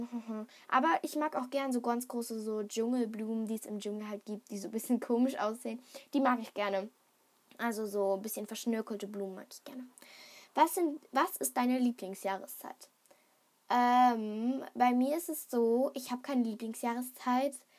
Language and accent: German; Germany; ich bin in Deutschland geboren